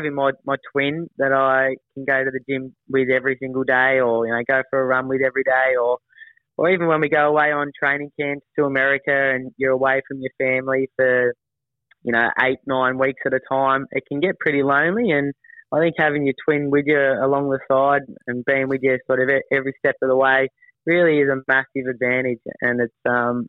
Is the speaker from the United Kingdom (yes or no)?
no; Melbourne, Victoria, Australia; I'm obviously a Melbourne boy and grew up in Melbourne